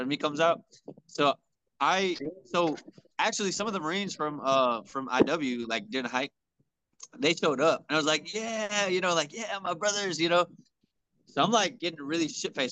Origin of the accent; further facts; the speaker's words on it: Houston, Texas, United States; I'm from Houston, like the strip club fucking capital right now